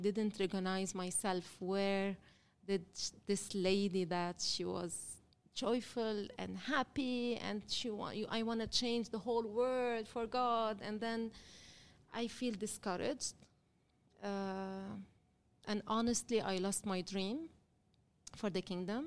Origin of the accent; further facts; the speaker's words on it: Lebanon; I'm from Lebanon. I was born and raised in Lebanon